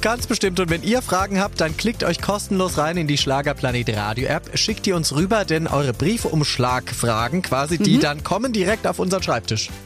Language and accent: German; Switzerland; ich komme aus der Schweiz